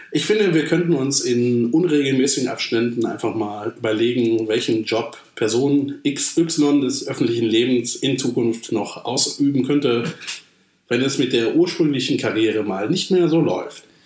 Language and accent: German; Germany; ich bin Deutscher